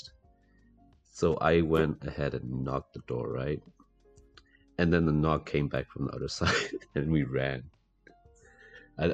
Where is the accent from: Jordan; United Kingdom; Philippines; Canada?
United Kingdom; England; moved away; I was raised in England